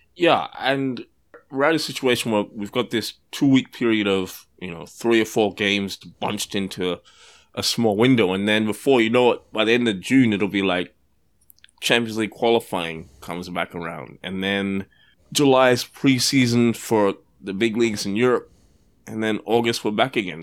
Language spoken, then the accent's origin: English; Australia; I grew up in Australia